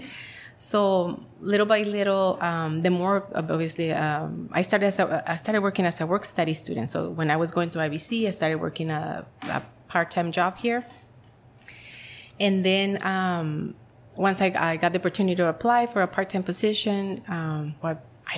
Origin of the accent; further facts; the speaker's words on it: Mexicali, Baja California, Mexico; English is a second language; moved away as an adult; also born or lived in San Diego / San Jose; now in El Centro, United States; I grew up in Mexicali, and when I was 19 years old, we moved to El Centro